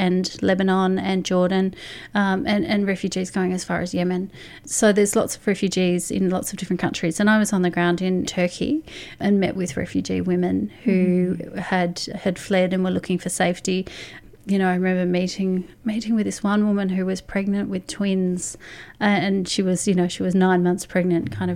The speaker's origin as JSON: {"language": "English", "country": "Australia", "said": "as Australians"}